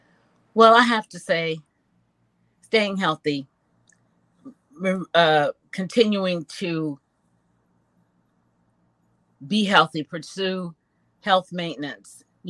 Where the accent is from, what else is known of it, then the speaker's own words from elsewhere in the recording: Chicago, Illinois, United States; I'm from Chicago, Illinois.